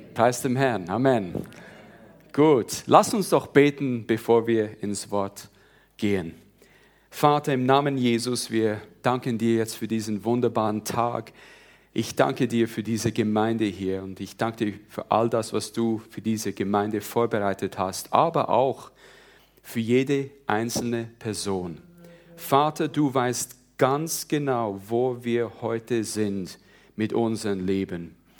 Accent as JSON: {"language": "German", "country": "Switzerland", "tie": "born or raised there", "moved": "as an adult", "lives_now": "South Carolina, United States", "said": "ihr hört es ja sicher schon ein bisschen, also ich bin Schweizer, in der Schweiz aufgewachsen, aber ich wohne seit 20 Jahren in den Staaten"}